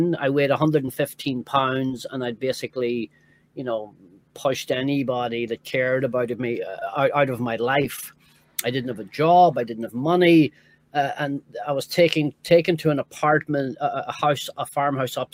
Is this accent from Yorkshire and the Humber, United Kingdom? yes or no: no; Northern Ireland, United Kingdom; moved away; also born or lived in New York; growing up in Northern Ireland